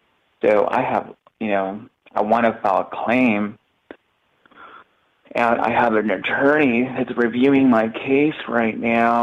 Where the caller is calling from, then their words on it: Tijuana, Baja California, Mexico; I am calling from TJ.